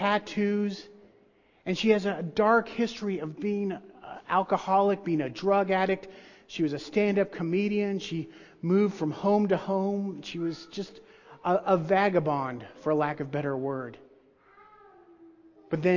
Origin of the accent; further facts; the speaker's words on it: outside of Nashville, Tennessee, United States; I grew up outside of Nashville, Tennessee